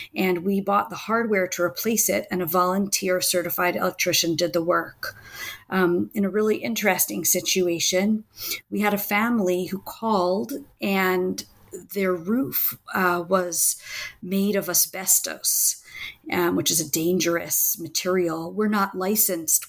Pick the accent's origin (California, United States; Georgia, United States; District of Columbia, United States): District of Columbia, United States; Washington; now in Israel; I grew up in, Was- in the Washington, D.C. area